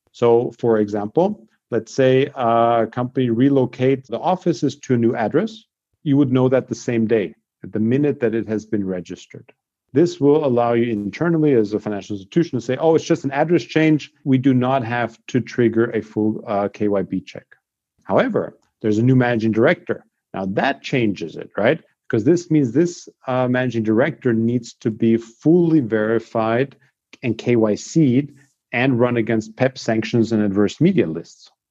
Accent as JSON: {"language": "English", "country": "Austria", "tie": "born or raised there", "said": "I grew up in Austria"}